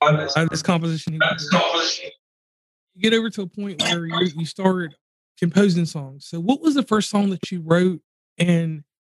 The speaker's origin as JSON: {"language": "English", "town": "Pittsburgh", "region": "Pennsylvania", "country": "United States", "tie": "born or raised there", "said": "Growing up in Pittsburgh, you got a lot of steel, you got coal"}